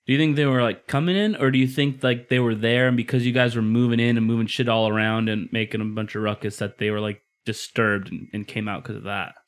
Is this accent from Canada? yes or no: no; Midwest, United States; moved away; growing up in the Midwest too